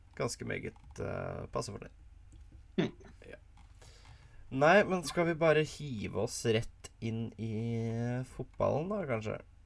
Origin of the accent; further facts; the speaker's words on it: Norway; Som nordmann